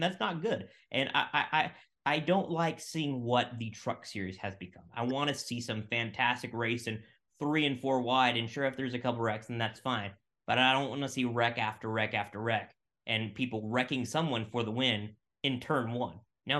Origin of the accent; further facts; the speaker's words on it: Boise, Idaho, United States; I'm from Boise, Idaho